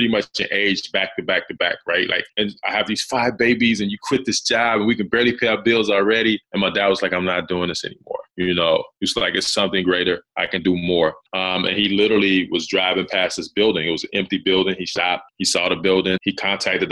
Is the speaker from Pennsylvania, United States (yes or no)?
no; South Carolina, United States; growing up in South Carolina, man, it's rural area, right? So I grew up in this rural area.